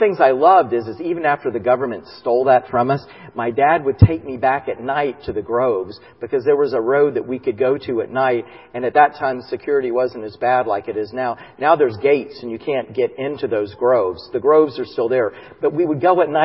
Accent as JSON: {"language": "English", "region": "Florida", "country": "United States", "tie": "born or raised there", "said": "growing up in Florida, we had orange trees in our house"}